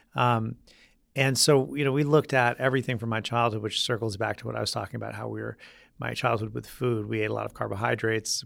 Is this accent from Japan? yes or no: no; Vermont, United States; moved away as an adult; also born or lived in Michigan / Spain; now in New York, United States; growing up in Vermont, there weren't a whole lot of, um, summer job options